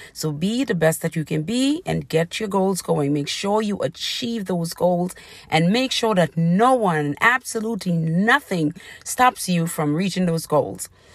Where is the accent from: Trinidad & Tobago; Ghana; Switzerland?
Trinidad & Tobago; growing up in Trinidad